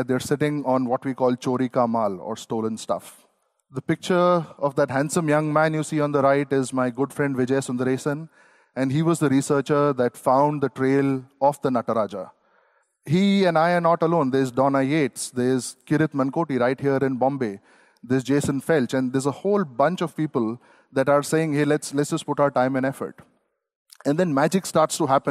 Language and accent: English; Singapore; also born or lived in India; I'm from Singapore